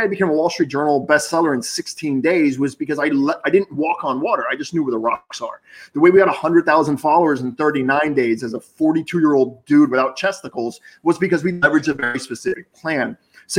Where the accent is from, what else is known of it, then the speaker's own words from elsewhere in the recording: Boca Raton, Florida, United States; I grew up in Boca and I went to college in Boca